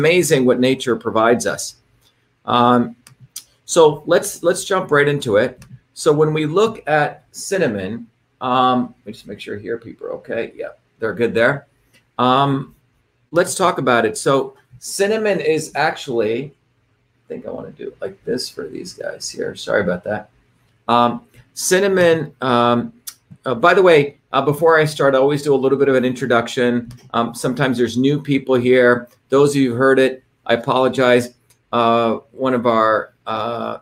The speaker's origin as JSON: {"language": "English", "country": "India", "tie": "born or raised there", "also_born_or_lived": "Bombay, India / South Indian village", "moved": "yes", "said": "I grew up in India when I was up until 7 years old in this crazy city called Bombay, which is chaotic city, but highly diverse"}